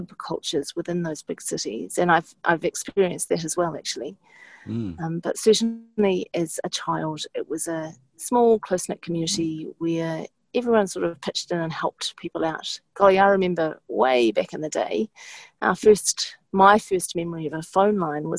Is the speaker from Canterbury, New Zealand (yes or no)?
yes; Timaru, Canterbury, New Zealand; I grew up in Timaru in the South Island.